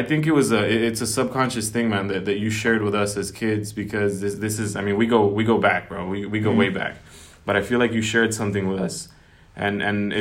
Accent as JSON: {"language": "English", "town": "Oxnard", "region": "California", "country": "United States", "said": "we come from Oxnard"}